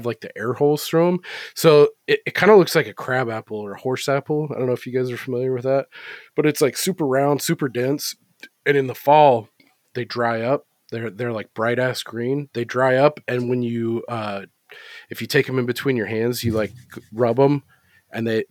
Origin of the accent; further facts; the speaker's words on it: Corning, United States; me growing up in Corning